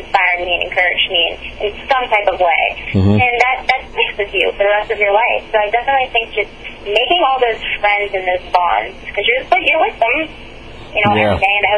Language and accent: English; Pittsburgh, Pennsylvania, United States; I'm from Pittsburgh, Pennsylvania